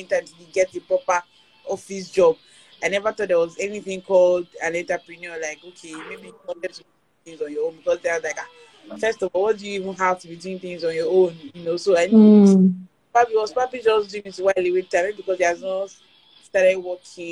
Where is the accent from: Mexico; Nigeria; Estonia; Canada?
Nigeria; Abeokuta, Ogun State; I grew up in Abeokuta. My parents live there. So I've been in Abeokuta all my life.